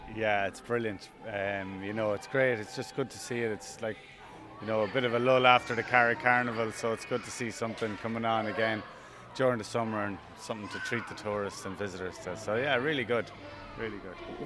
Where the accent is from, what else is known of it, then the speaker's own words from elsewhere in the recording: Ethiopia; moved away as an adult; also born or lived in Dublin; now in Ireland; I'm from Ethiopia.